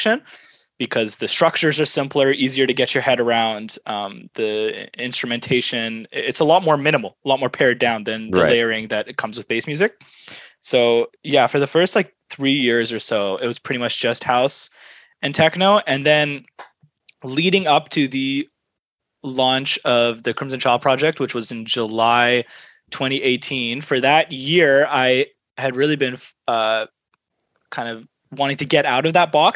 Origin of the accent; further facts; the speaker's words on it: Vancouver, British Columbia, Canada; born and raised in Vancouver, Canada.